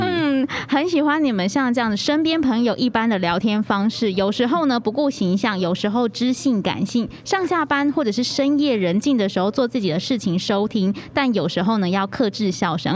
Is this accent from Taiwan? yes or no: yes; southern Taiwan, Taiwan; 我们南部吃的长年菜是菠菜